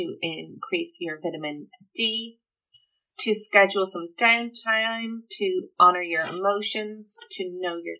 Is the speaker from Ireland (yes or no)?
yes; Ireland; I'm Irish. We love our tea.